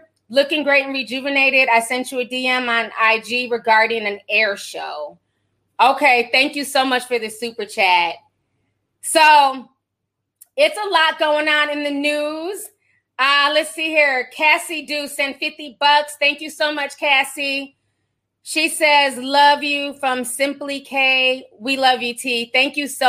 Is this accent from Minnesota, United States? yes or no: yes; St. Paul, Minnesota, United States; I grew up in St. Paul.